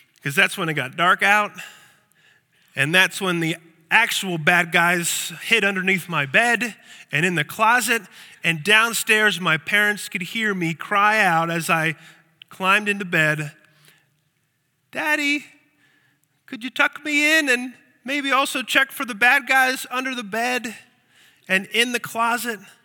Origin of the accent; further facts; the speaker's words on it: Lancaster, Pennsylvania, United States; I grew up in Lancaster, Pennsylvania